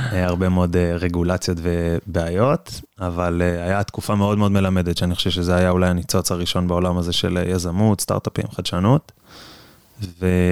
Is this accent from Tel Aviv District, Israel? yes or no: yes; Herzliya, Tel Aviv District, Israel; אני במקום הרצליה, בן 29